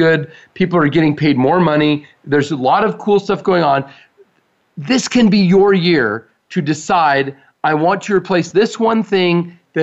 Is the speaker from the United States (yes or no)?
yes; United States; we're American